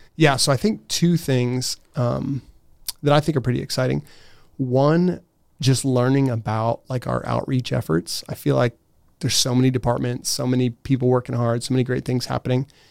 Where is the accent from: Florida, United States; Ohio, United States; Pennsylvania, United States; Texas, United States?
Ohio, United States; Steubenville; moved away as an adult; also born or lived in Gaming, Austria; I grew up in Steubenville.